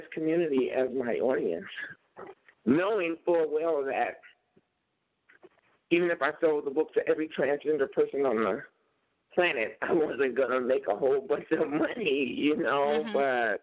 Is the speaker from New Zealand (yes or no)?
no; Chicago, Illinois, United States; now in Minnesota, United States; growing up in Chicago in this really all-Black environment